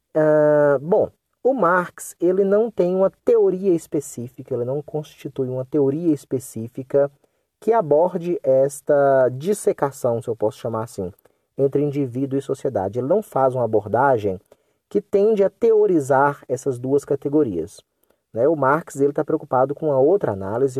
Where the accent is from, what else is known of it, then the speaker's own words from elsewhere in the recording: Brazil; first language Portuguese; also born or lived in North of Minas Gerais; nós falamos português porque nós nascemos aqui no Brasil, nós fomos criados aqui no Brasil